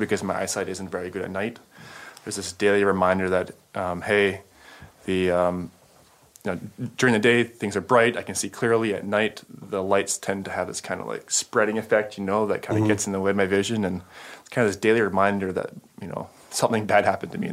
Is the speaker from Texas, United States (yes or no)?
no; California, United States; I'm from California